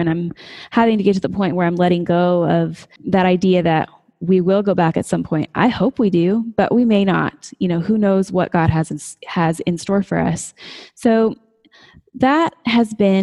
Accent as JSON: {"language": "English", "region": "Colorado", "country": "United States", "tie": "born or raised there", "moved": "as an adult", "lives_now": "West Texas, United States", "said": "I was living, you know, in my home state, close to my family"}